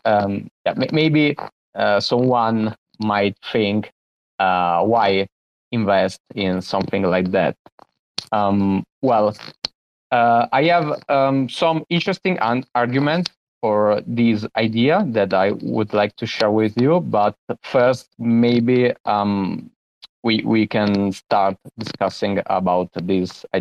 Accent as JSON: {"language": "English", "country": "Italy", "said": "from Italy"}